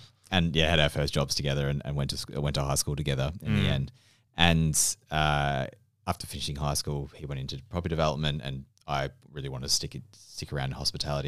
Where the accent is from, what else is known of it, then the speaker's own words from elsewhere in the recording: Melbourne, Victoria, Australia; moved away; And I had no idea what Attica was, and I was from Melbourne. {S0} Yes. {S1} Well, not from Melbourne, you know, from the Yarra.